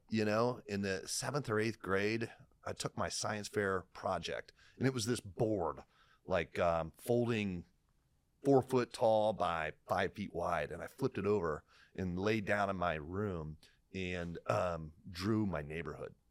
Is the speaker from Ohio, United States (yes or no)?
yes; Lima, Ohio, United States; I come from Lime, Ohio